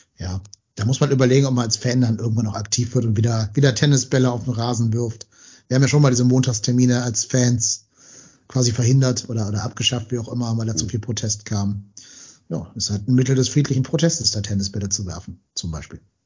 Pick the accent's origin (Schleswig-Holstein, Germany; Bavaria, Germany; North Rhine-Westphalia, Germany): North Rhine-Westphalia, Germany; Cologne; als Kölner